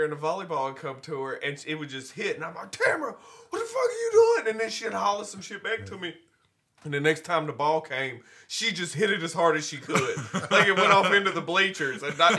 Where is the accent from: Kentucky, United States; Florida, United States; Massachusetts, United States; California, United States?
Kentucky, United States; Glasgow; growing up in Glasgow, I think Glasgow as an overreaching theme was a little bit more insulated, especially compared to the surrounding areas